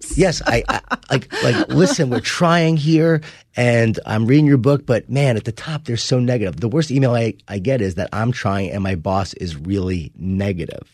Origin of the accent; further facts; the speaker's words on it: Long Island, New York, United States; I grew up in Long Island, New York